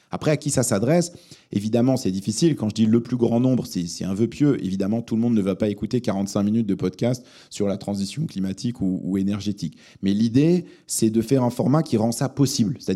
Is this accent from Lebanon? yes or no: yes; Lebanon; born there; parce que je suis né au Liban, mais je, parle très mal l'arabe.